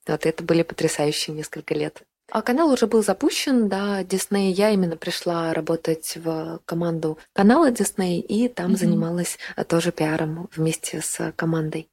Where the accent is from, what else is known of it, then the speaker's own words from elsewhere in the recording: Saint Petersburg, Russia; moved away as an adult; also born or lived in Oranienbaum; Я родом из Санкт-Петербурга. Там я прожила первые чуть больше 20 лет своей жизни.